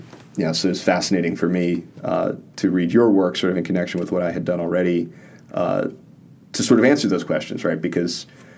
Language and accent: English; New Orleans, Louisiana, United States; because I'm from New Orleans